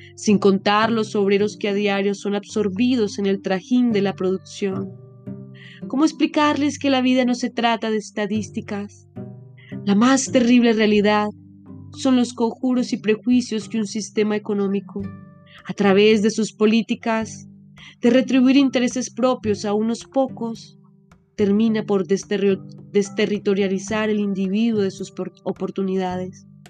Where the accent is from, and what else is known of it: Colombia; moved away